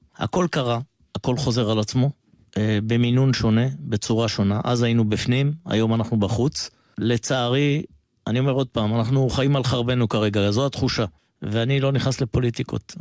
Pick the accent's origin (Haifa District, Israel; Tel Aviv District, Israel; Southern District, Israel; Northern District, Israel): Southern District, Israel; Ashkelon; הייתי מאוד פעיל במשמר האזרחי באשקלון, הייתי מפקד בסיס הפעלה כבר בגיל 17.